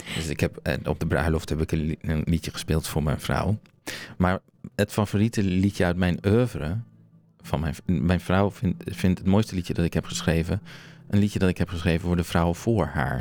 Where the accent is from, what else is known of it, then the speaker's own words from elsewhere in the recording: Groningen, Netherlands; ik ben opgegroeid in Groningen